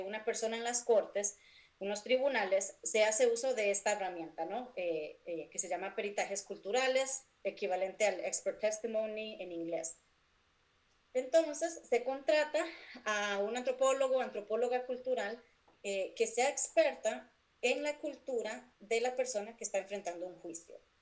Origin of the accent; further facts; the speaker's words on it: San José, Costa Rica; moved away as an adult; now in Cincinnati, United States; yo nací y crecí en San José, Costa Rica.